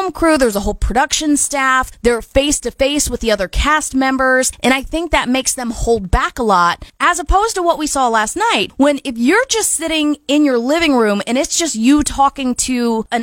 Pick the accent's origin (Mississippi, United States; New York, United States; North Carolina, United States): North Carolina, United States; Wilmington; moved away; my hometown in Wilmington, North Carolina